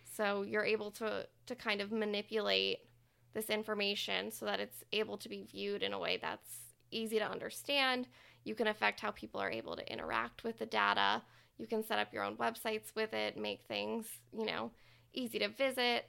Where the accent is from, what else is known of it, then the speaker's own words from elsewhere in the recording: Plano, Texas, United States; moved away as an adult; also born or lived in New Orleans, Louisiana; now in Louisiana, United States; I grew up in Plano, Texas